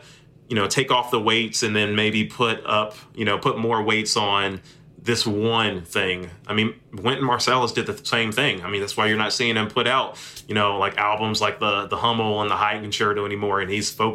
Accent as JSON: {"language": "English", "town": "Memphis", "region": "Tennessee", "country": "United States", "tie": "born or raised there", "also_born_or_lived": "Austin, Texas / Arkadelphia, Arkansas", "moved": "as an adult", "said": "Memphis is my hometown. I grew up here"}